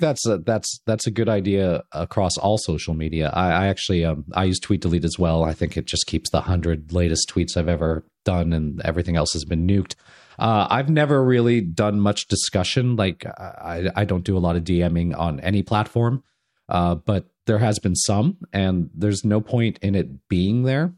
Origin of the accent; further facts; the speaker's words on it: Southern California, United States; I grew up in Southern California